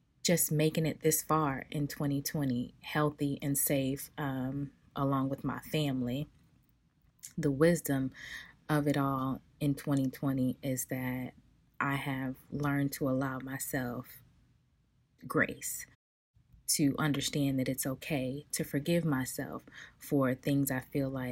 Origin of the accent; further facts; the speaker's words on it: Los Angeles, California, United States; now in Atlanta, United States; I am originally from South Central Los Angeles, born and raised